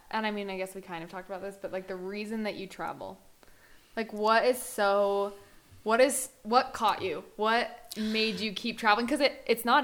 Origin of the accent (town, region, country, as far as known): Utah, United States; born or raised there